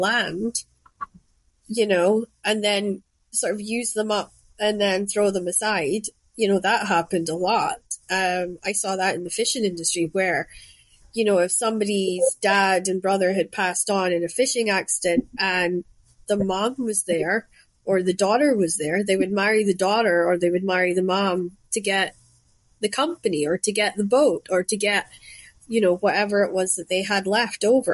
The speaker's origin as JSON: {"language": "English", "area": "Shetland", "region": "Scotland", "country": "United Kingdom", "tie": "born or raised there", "moved": "yes", "said": "When I was growing up in Shetland, arranged marriages was something that happened, and it was normal to us."}